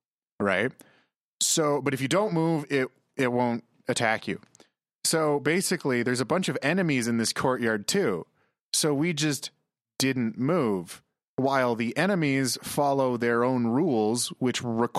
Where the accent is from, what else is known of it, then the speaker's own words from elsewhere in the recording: Wisconsin, United States; I'm from Wisconsin, which is like a Canada-like in the States.